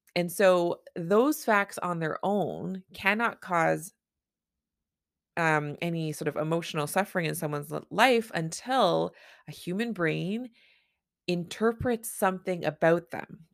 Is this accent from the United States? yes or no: no; Canada; I'm a Canadian family physician